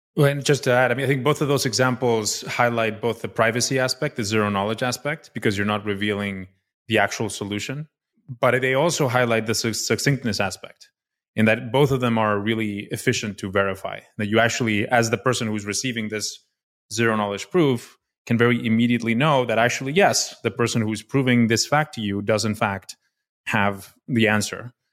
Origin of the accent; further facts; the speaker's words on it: Mexico City, Mexico; moved away as an adult; also born or lived in Stanford, United States; I was, uh, born and raised in Mexico City